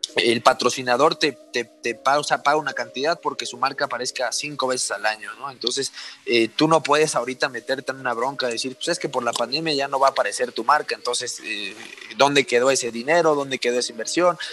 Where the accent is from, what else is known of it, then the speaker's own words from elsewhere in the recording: Puebla, Mexico; yo soy de Puebla